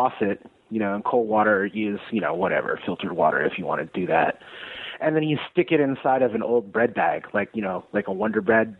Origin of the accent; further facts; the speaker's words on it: Monterey Bay, California, United States; also born or lived in Reno, Nevada / Castroville, California / Prunedale, California; now in Atlanta, United States; I'm from the Monterey Bay in California, right in between Santa Cruz and Monterey. I'm from a little town. I actually didn't live in the town, but I lived right in between these two little towns called Castroville and Prunedale.